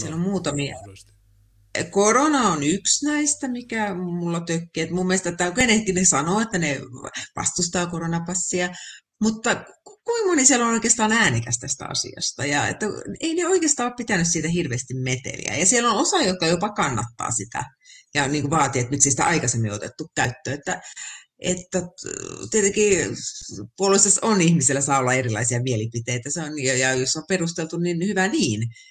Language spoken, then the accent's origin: Finnish; Finland; moved away; No sitä Suomea, mistä mä oon lähtenyt, sitä ei kyllä enää ole